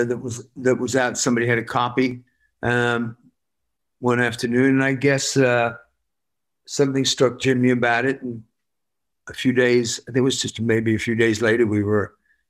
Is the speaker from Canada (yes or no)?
no; Worcester, West Midlands, United Kingdom